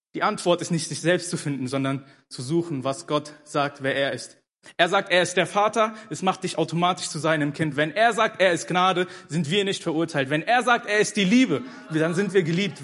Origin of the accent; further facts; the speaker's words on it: Germany; also born or lived in Ethiopia / Hannover; ich bin in Äthiopien geboren, aber mit vier Jahren äh, nach Deutschland gekommen. Also ich bin praktisch mein Leben lang hier groß geworden